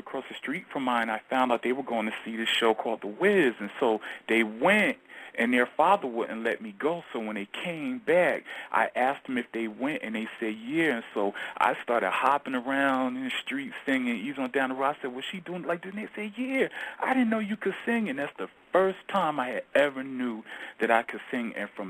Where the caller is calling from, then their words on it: Georgia, United States; I'm calling from Georgia, actually.